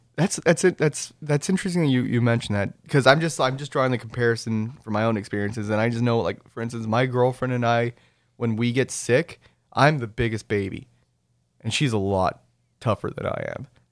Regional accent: Rio Grande Valley, Texas, United States; also born or lived in Saint Charles, Missouri; by virtue of where I was raised, I'm, I'm from the Rio Grande Valley

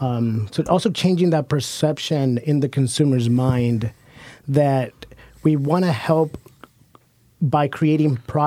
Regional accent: Hood River, Oregon, United States; growing up in the Columbia River Gorge on Hood River

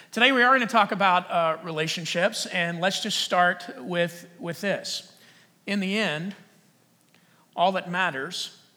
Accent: Texas, United States; I am from Texas. Actually, I used to talk like this, it was like really, really strong.

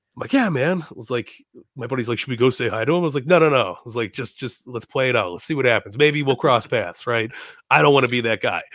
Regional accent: Chicago, Illinois, United States; I'm from Chicago.

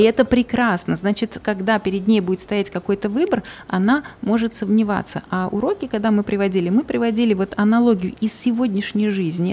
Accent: Uzbekistan; also born or lived in Malaysia; мы сами из Узбекистана

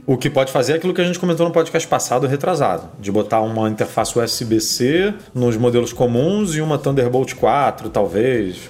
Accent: Rio de Janeiro, Brazil; eu sou do Rio, né? A minha linha é 21, DDD 21.

